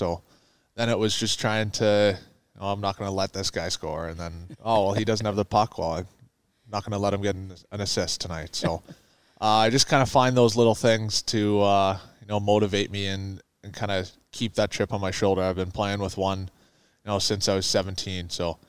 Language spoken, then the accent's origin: English; Calgary, Alberta, Canada; Growing up in Calgary, it's your only dream that you have as a young hockey player to make it to the NHL.